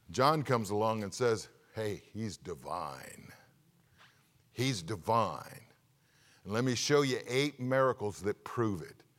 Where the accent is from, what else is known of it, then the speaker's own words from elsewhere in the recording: California, United States; moved away; being from California